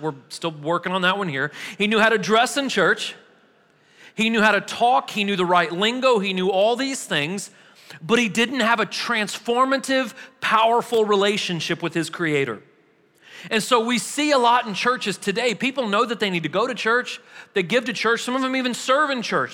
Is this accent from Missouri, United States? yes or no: yes; Missouri, United States; now in Murfreesboro, United States; I'm from Missouri